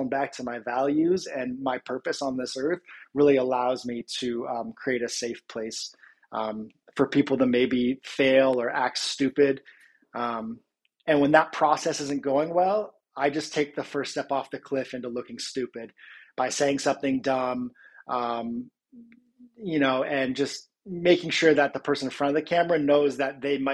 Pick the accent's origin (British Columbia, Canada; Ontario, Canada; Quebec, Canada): Ontario, Canada; Georgetown; also born or lived in Toronto; it all started from Georgetown, Ontario